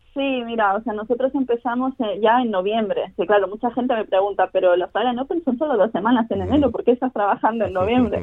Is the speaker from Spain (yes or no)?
yes; Barcelona, Catalonia, Spain; moved away as an adult; now in Australia; empecé a, jugar a tenis de pequeñita, tenía cuatro años, empecé en Barcelona